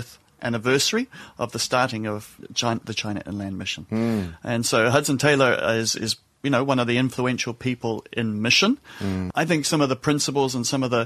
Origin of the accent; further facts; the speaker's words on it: Cambridge, Waikato, New Zealand; accent: New Zealand; moved away as an adult; also born or lived in Malaysia; now in London, United Kingdom; the accent comes from New Zealand. So I grew up in New Zealand.